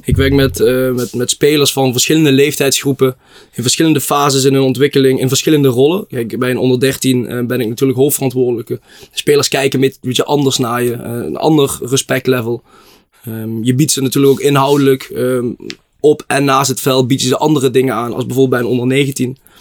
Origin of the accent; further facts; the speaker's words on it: Blitterswijk, Limburg, Netherlands; ik kom uit Blitterswijk, het mooiste dorpje van de gemeente Venray